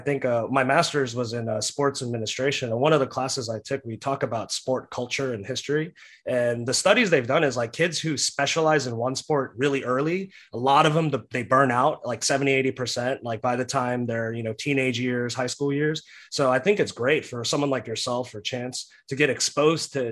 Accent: Texas, United States; I live in Texas. I was born in Texas

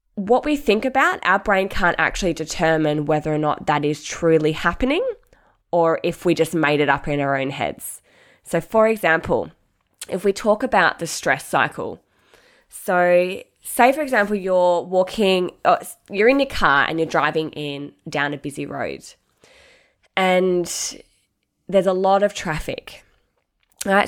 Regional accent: Mandurah, Western Australia, Australia; my sister and I, obviously, grew up, growing up in Mandurah, Um, an hour south of Perth

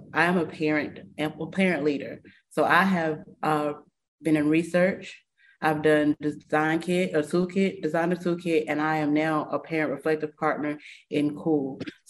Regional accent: Chapel Hill, North Carolina, United States; I'm from Chapel Hill.

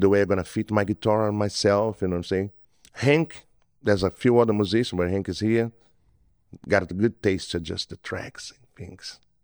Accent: Brazil; English is a second language; moved away as an adult; now in Mississippi Gulf Coast, United States; I'm from Brazil. I've been here for a while.

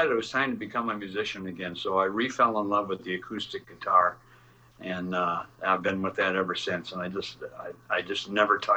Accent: Midwest, United States; you know, I'm a Midwesterner, so I'm used to it.

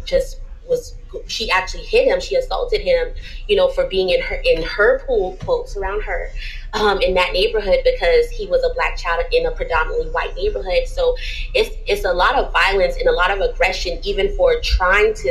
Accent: Charleston, South Carolina, United States; growing up in Charleston, I remember I moved to like the College Park Latin area

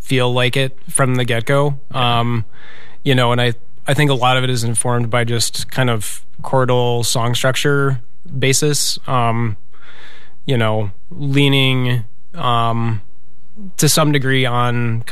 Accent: Eau Claire, Wisconsin, United States; now in Minneapolis, United States; I grew up in Eau Claire

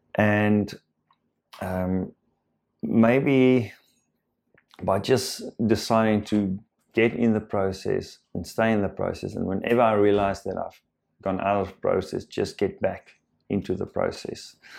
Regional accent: South Africa; first language Afrikaans; English is a second language; I am Afrikaans

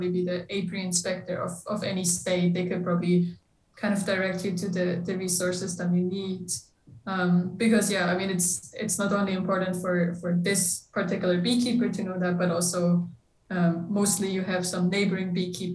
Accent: Switzerland; moved away as an adult; now in United States; I'm originally from Switzerland, so I'm European

